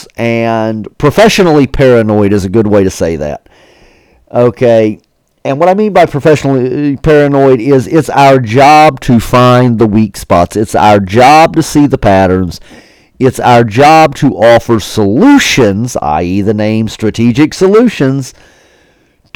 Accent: West Virginia, United States; the great state of West Virginia. And guys, I get to enjoy seeing my home state.

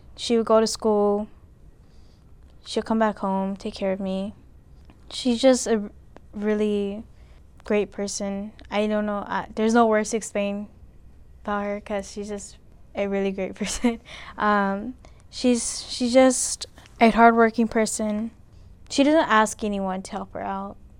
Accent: California, United States; now in Alaska, United States; I was born in California. I lived there my whole life

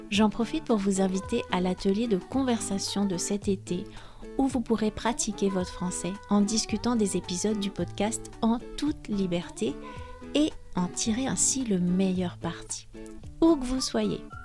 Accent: France; also born or lived in Brittany

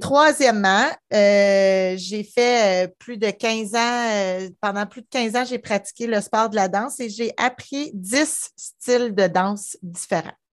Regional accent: Gatineau, Quebec, Canada; also born or lived in Ottawa; je suis née à Ottawa, mais j'ai grandi à Gatineau, Gatineau, Gatineau, pas le, secteur Gatineau.

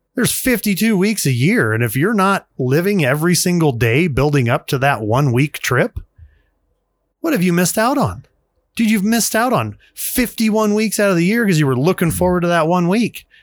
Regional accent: United States; as an American male, father, taxpayer, worker

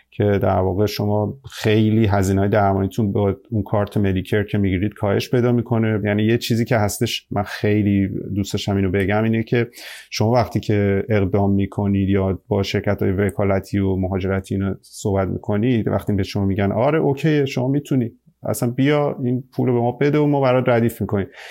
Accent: Iran; now in Australia

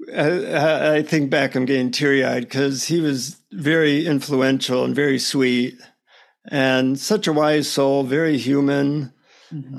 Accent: United States; from the United States.

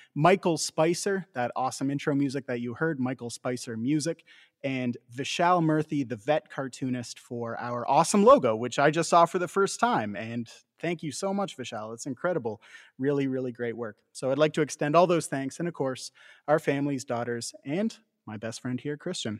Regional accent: Canada; we as Canadians

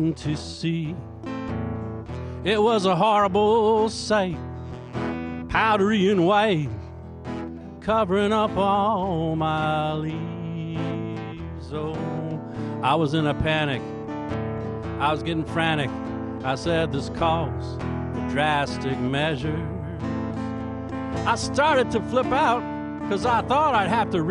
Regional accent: Lawton, Oklahoma, United States; now in Philadelphia, United States; I was born in Lawton, Oklahoma

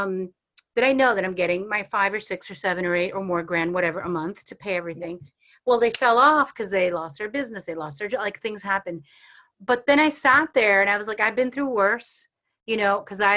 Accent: New York, United States; I'm from New York

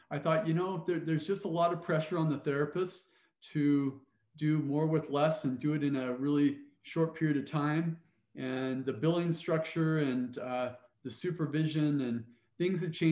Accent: Cottonwood Heights, Utah, United States; moved away as an adult; also born or lived in Provo, Utah / Pocatello, Idaho / Great Falls, Montana / Ames, Iowa; I grew up in Cottonwood Heights

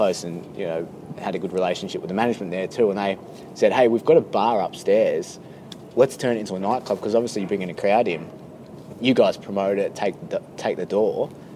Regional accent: Frankston, Victoria, Australia; also born or lived in England; now in Melbourne, Australia; I'm originally from Frankston

